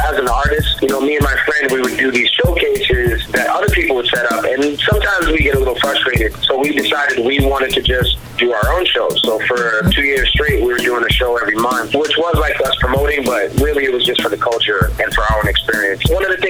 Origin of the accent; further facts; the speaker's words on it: Cambridge, Massachusetts, United States; also born or lived in Bronx / Nevada; In a way, I would say I basically grew up in Cambridge, but I was born in the Bronx. I moved around a lot. I lived in Nevada for a little while. But yeah, I mean, mostly Cambridge, Mass.